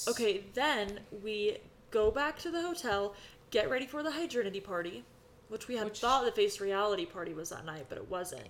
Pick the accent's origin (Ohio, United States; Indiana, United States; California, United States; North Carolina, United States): California, United States; Sacramento; moved away; I am from Sacramento area